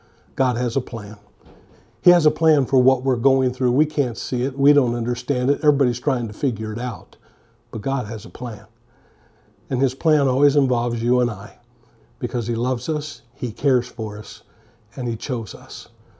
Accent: San Francisco, California, United States; I grew up in the San Francisco area. I was a huge San Francisco fan, and I was hoping they would pick me.

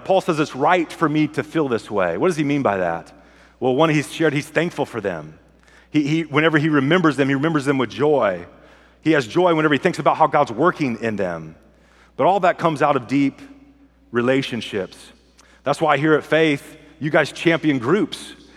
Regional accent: California, United States; I'm from California

